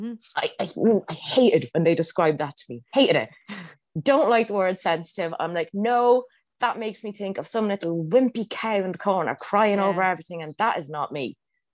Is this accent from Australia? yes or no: yes; Australia; I'm so Australian. That's so embarrassing.